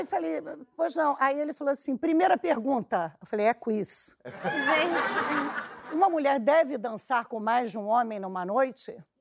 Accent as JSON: {"language": "Portuguese", "country": "Brazil", "said": "Eu falei, Brasil."}